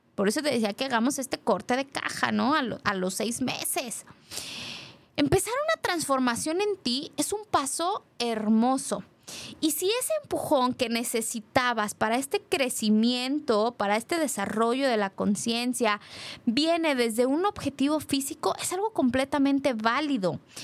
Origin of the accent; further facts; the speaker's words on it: Guadalajara, Jalisco, Mexico; como mujer, como tapatía